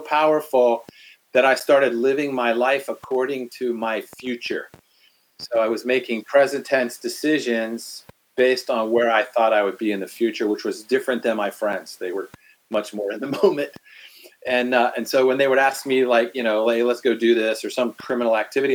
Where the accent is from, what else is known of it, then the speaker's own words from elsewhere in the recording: Washington, District of Columbia, United States; I'm from the East Coast, grew up in Washington, D.C.